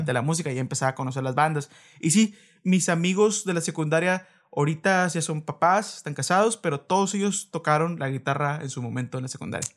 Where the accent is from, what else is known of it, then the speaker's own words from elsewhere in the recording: Reynosa, Tamaulipas, Mexico; also born or lived in Veracruz; yo nací en Veracruz y llevo toda mi vida aquí en Reynosa